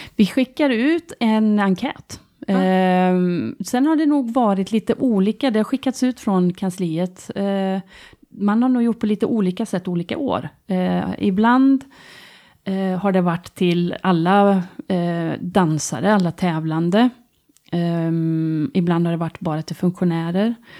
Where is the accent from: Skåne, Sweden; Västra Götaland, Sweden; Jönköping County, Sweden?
Västra Götaland, Sweden; Tidaholm; also born or lived in Gothenburg; jag flyttar hem till Tidaholm